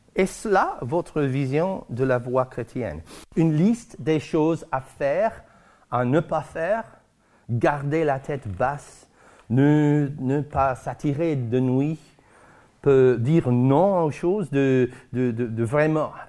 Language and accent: French; Guernsey; chez nous à Guernesey